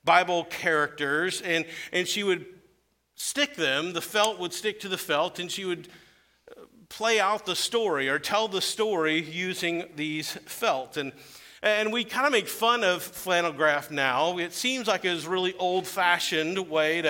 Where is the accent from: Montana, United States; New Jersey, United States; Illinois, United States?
Illinois, United States; Weldon; my hometown of Weldon, Illinois, to share with my church that I grew up in.